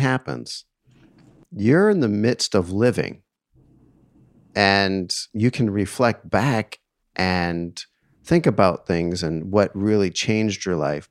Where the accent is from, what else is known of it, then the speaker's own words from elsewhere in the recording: East Coast, United States; I grew up on the East Coast